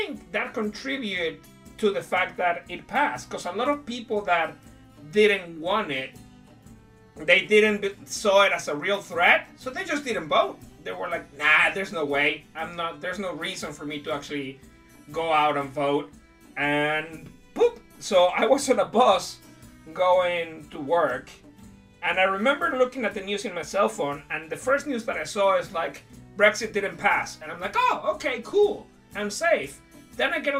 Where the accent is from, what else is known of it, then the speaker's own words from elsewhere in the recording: Mexico; English is a second language; moved away as an adult; also born or lived in Brighton, United Kingdom; now in United Kingdom; I come from Mexico